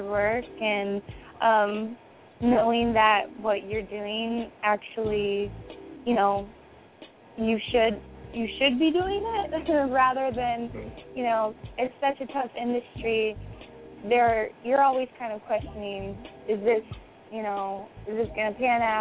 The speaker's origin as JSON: {"language": "English", "town": "Seattle", "region": "Washington", "country": "United States", "tie": "born or raised there", "said": "I'm from Seattle, Washington, born and raised"}